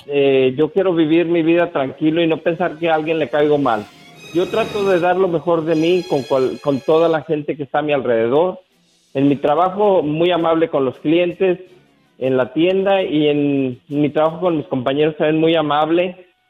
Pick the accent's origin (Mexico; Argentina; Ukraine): Mexico; San Juan de los Lagos, Jalisco; moved away; allá en mi pueblo, en San Juan de los Lagos